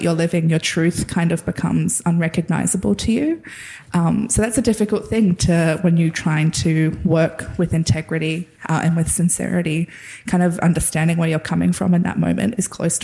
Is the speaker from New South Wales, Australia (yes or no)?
yes; the Namoi, northwest New South Wales, Australia; I grew up on the Namoi, which is a really massive river that kind of runs up the northwest of New South Wales.